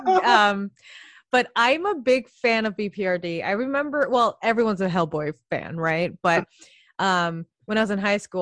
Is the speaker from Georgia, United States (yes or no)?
no; New York, United States; also born or lived in Chicago; I grew up in New York all my life. I wasn't born in New York, but I was born in Chicago.